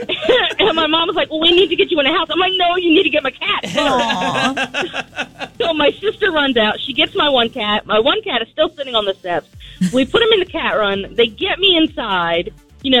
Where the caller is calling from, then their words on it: Felton, Delaware, United States; I'm calling from Felton.